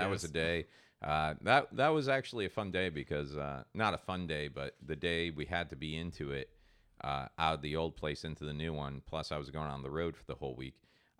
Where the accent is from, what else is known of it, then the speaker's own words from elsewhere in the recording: Ireland; I'm Irish. And I don't